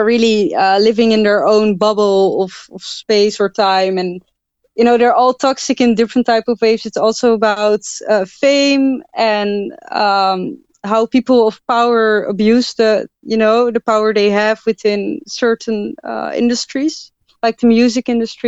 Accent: Netherlands; I'm from the Netherlands.

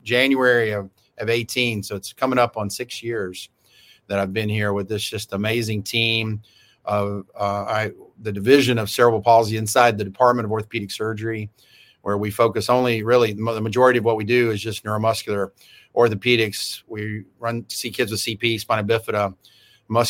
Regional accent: Memphis, Tennessee, United States; moved away as an adult; also born or lived in Mississippi / Huntsville, Alabama / Chicago / Dallas; So I was born in Memphis, Tennessee. So grew up in the South

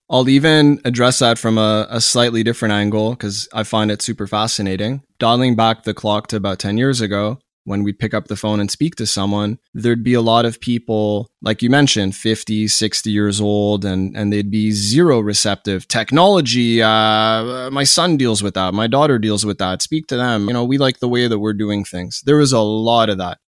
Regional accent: Montreal, Quebec, Canada; born and raised in Montreal, Canada

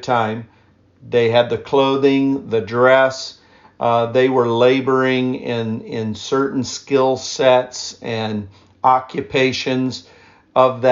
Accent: East Central Indiana, United States; I grew up primarily in East Central Indiana

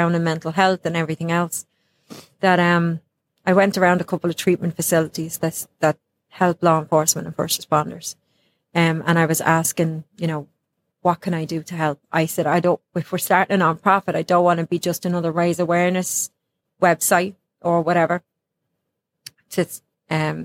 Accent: Ireland; now in United States

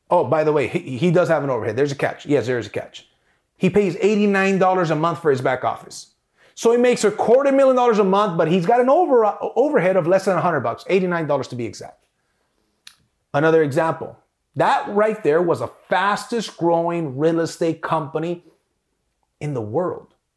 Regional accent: South Gate, California, United States; I grew up on Alameda and 92nd. For those of you guys that know, this is Southgate, California

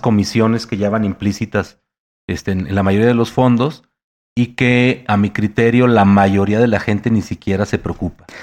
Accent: Mexico; por ser mexicano

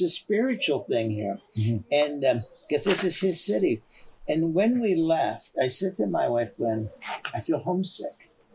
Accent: Canada; I'm from Canada

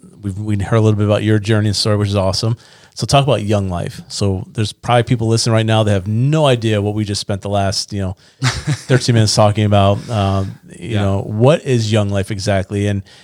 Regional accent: Niagara Falls, New York, United States; moved away as an adult; now in North Carolina, United States; I'm from Niagara Falls.

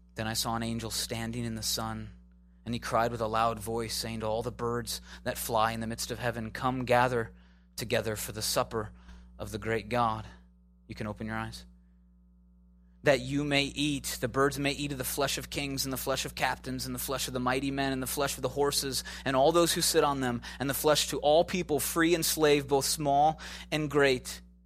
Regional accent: Midwest, United States; moved away; also born or lived in Chicago / Minneapolis / Tornado Alley; I'm from the Midwest, Chicago, Minneapolis

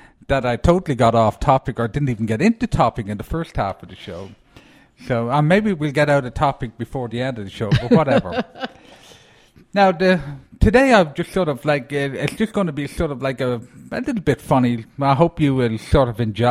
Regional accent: Ireland; moved away; being an Irishman

